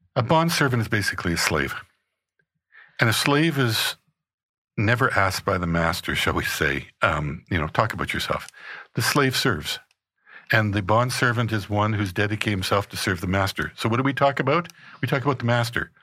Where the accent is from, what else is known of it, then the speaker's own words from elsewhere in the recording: Regina, Saskatchewan, Canada; I was born in Regina, Saskatchewan, in Canada